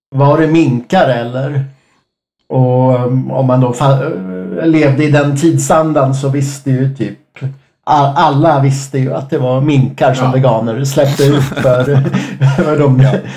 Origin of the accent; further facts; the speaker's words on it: Enköping, Uppsala County, Sweden; jag är ju från Enköping